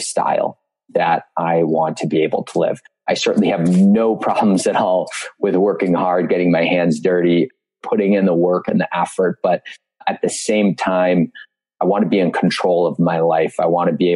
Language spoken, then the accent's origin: English; Marquette, Michigan, United States; as a kid growing up in Marquette, Michigan